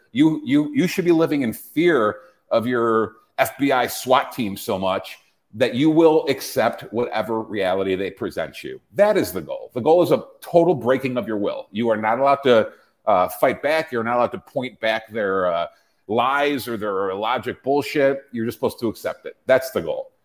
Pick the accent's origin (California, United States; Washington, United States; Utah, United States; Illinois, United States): Illinois, United States; Chicago; moved away; my hometown, my former hometown